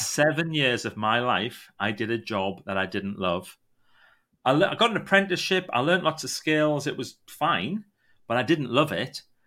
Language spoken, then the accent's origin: English; Northumberland, North East England, United Kingdom; also born or lived in County Durham; I'm really from a place called Northumberland, but nobody knows Northumberland, but you might know a place called Newcastle